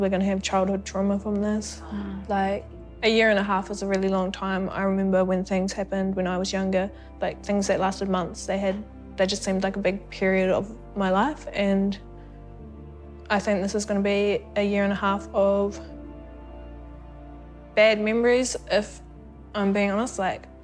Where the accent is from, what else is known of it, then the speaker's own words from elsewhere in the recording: Waikato, New Zealand; I was born in Waikato